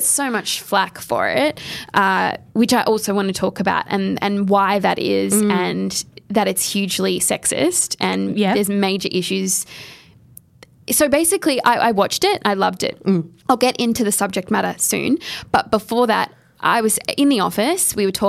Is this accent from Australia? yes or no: yes; Australia; …. No, we say that in Australia.